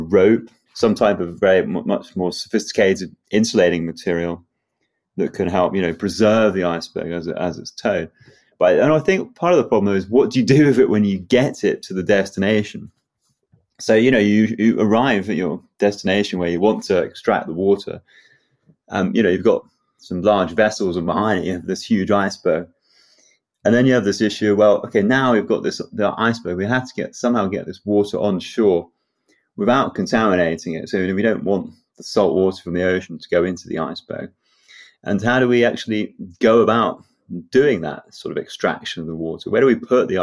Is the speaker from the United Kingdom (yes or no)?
yes; England, United Kingdom; growing up in England